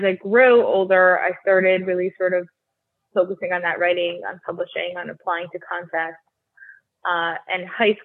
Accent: Highland Park, New Jersey, United States; first language Russian; I grew up in Highland Park, New Jersey, also known as Edison, sort of interchangeable

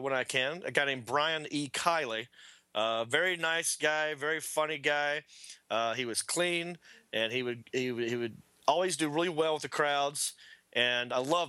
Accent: Hickory, North Carolina, United States; now in Los Angeles, United States; I'm from Hickory

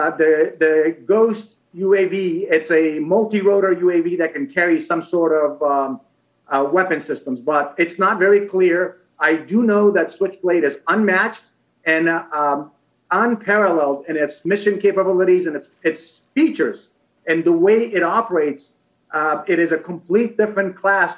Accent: Afghanistan; now in United States; I was born and raised in Afghanistan and came to the United States because of the Soviet invasion and conflict in Afghanistan in the early 1980s.

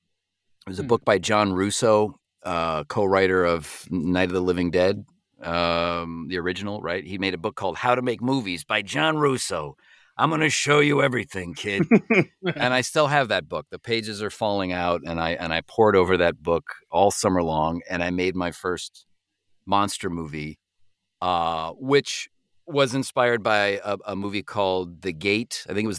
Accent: Parma, Ohio, United States; I grew up in Cleveland. I grew up in a suburb of Cleveland called Parma, Ohio.

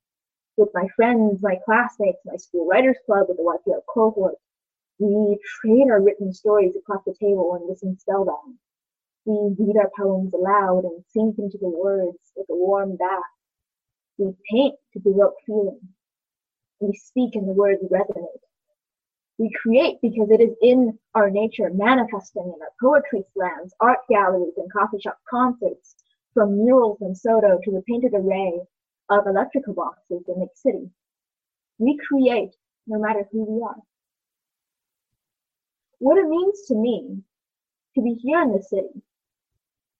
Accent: Taiwan; now in Seattle, United States; I grew up in Taiwan, and I've done some growing here in Seattle. Taiwan will always be my motherland.

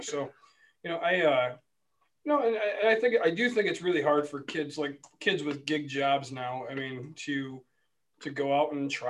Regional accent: Wyoming, United States; In Wyoming.

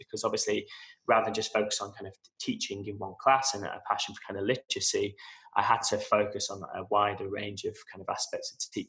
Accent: Manchester, North West England, United Kingdom; moved away as an adult; now in Dubai, United Arab Emirates; I'm originally from Manchester

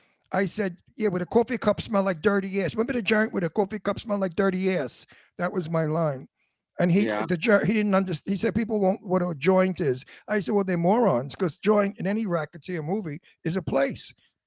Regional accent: New York City, New York, United States; accent: Antique Brooklyn; My Brooklyn accent is called Antique Brooklyn.

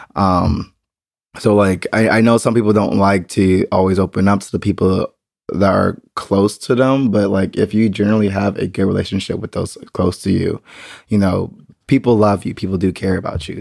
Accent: United States; now in Berlin, Germany; I am still an American

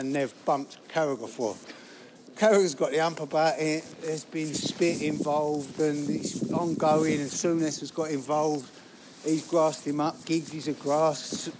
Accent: London, United Kingdom; also born or lived in Northwich; I'm from South London

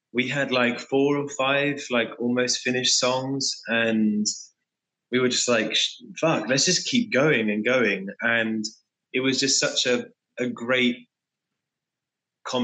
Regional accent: England, United Kingdom; I am an English frontman / songwriter / singer from UK-based band …

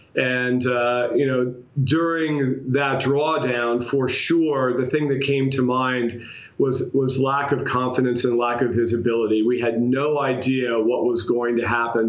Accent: New York, United States; as a New Yorker

